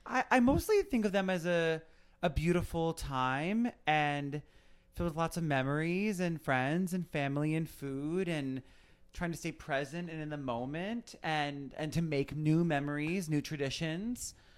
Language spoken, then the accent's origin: English; Connecticut, United States; I grew up in Connecticut